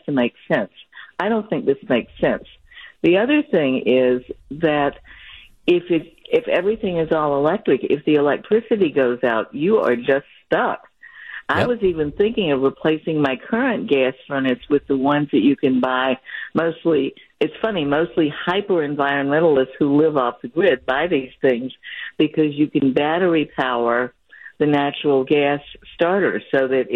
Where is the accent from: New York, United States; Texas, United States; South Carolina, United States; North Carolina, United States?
North Carolina, United States; also born or lived in West Side (Milwaukee area); now in Milwaukee, United States; I grew up in the South, where I grew up in North Carolina.